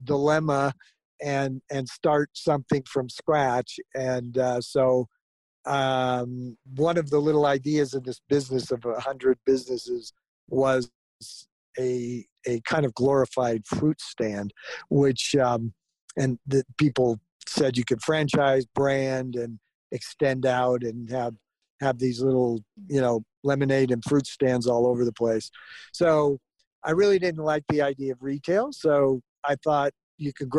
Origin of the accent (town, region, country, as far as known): Southern California, United States; born or raised there; also born or lived in Florida